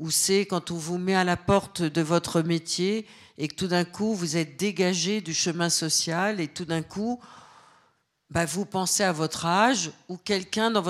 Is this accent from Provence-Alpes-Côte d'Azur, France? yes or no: no; Caen, Normandy, France; born there; Et l'autre mois, je le passais chez ma grand-mère maternelle en Normandie, là où je suis née, à Caen.